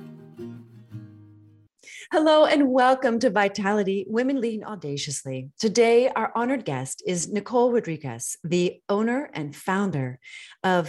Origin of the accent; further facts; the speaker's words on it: D.C., Northern Virginia, United States; It was in Northern Virginia. I grew up outside of Washington, D.C.